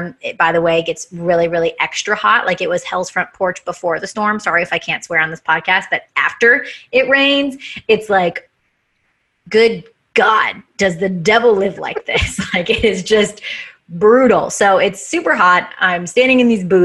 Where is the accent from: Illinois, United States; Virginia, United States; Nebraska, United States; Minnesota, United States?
Illinois, United States; Chicago; moved away as an adult; also born or lived in Louisiana; now in Los Angeles, United States; I'm from Chicago. I just moved from Chicago